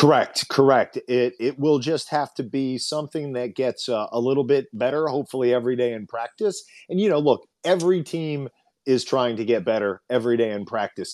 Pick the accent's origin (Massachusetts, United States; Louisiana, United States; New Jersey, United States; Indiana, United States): Indiana, United States; now in Los Angeles, United States; us being from there